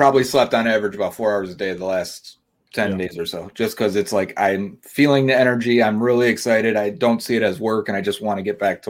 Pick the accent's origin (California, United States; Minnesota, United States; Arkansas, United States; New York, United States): New York, United States; Buffalo; also born or lived in Tampa, Florida; But yeah, I live in Buffalo, New York, or outside of Buffalo. I was born in Tampa, Florida